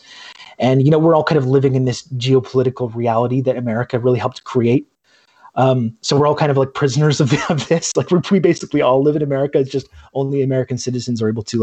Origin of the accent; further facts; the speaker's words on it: Brockville, Ontario, Canada; I grew up in Canada. I grew up in this kind of a small town called Brockville, Ontario